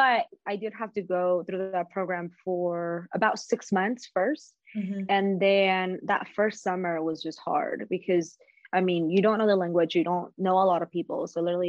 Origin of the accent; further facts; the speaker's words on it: Las Vegas, Nevada, United States; So I grew up here in Las Vegas and I've stayed.